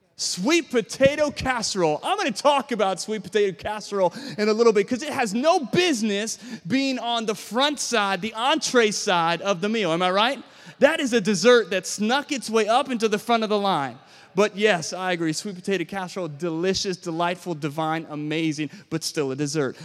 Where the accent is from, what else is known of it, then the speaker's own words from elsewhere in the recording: Williamsburg, Virginia, United States; I was born and raised in Williamsburg, Virginia